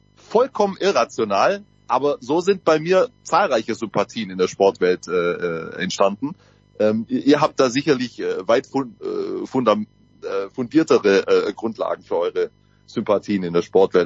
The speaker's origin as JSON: {"language": "German", "region": "Southern Germany", "country": "Germany", "said": "kommen wir aus Süddeutschland"}